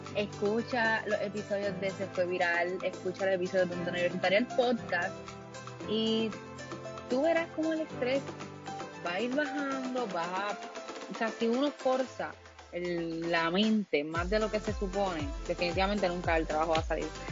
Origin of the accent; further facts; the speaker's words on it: Puerto Rico; como buen puertorriqueño